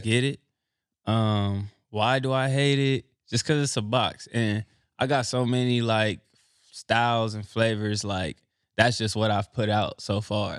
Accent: Los Angeles, California, United States; I'm from Los Angeles, Crenshaw District

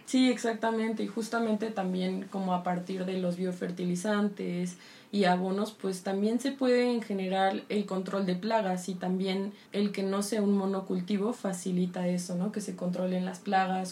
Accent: Michoacán, Mexico; yo soy de Michoacán y mi abuelo fue campesino

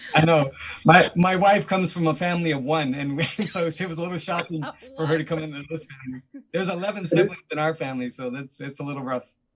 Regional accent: Los Angeles, California, United States; we grew up in East

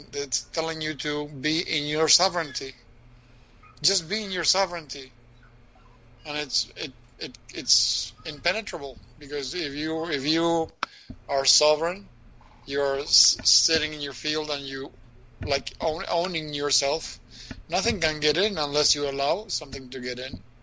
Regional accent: Argentina; moved away; growing up in Argentina

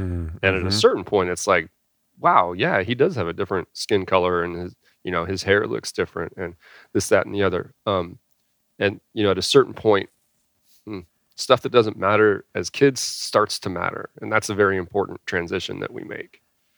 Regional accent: California, United States; born there; So I was born in California. A couple different things. I moved around a lot. And I think that had an influence on me. By the time I was 18 years old, I lived in about 13 different houses in 3 states.

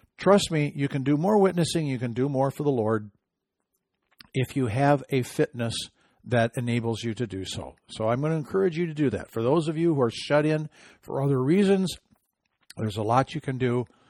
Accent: Midwest, United States; I'm from the Midwest.

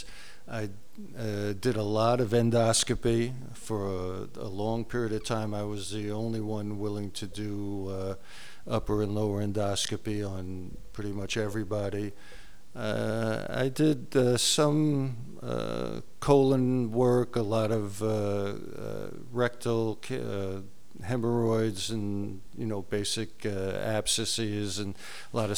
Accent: New York City, New York, United States; also born or lived in Covington, Tennessee; now in California, United States; I grew up in New York City. So I'm a city person

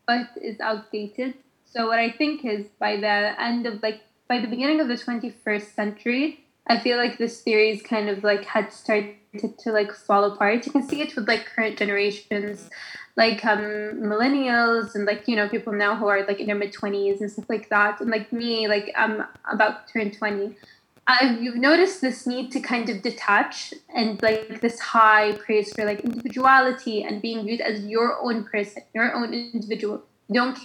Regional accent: Khobar, Eastern Province, Saudi Arabia; moved away as an adult; also born or lived in United Arab Emirates; now in Sharjah, United Arab Emirates; I'm just a girl from Khobat.

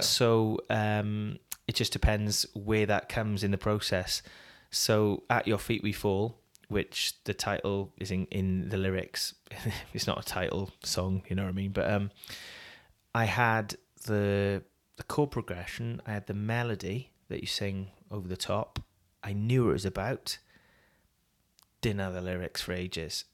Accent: United Kingdom; also born or lived in Wales; as British

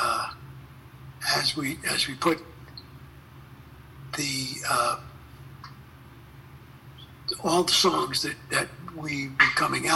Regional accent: Philadelphia, Pennsylvania, United States; moved away; Philadelphia, my hometown.

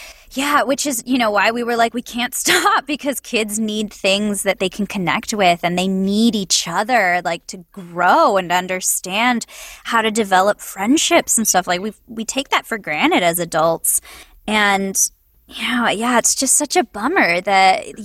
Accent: Santa Clarita, California, United States; I grew up in Santa Clarita, which is a suburb right outside of Los Angeles

